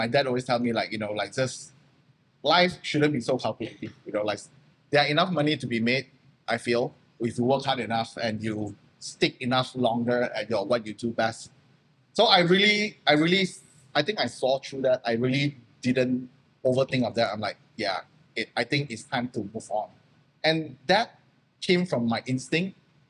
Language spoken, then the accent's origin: English; Malaysia; English is a second language; I'm still Malaysian, you know. I had my Malaysian company.